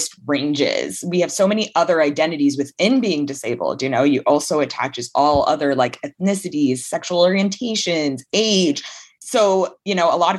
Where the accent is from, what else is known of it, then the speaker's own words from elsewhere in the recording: Hamilton, Ontario, Canada; I grew up in Hamilton, Ontario, Canada, still there